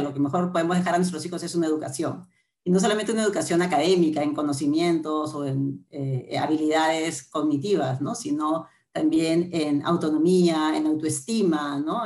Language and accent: Spanish; Lima, Peru; mis, papás vinieron de Arequipa Lima, yo nací en Lima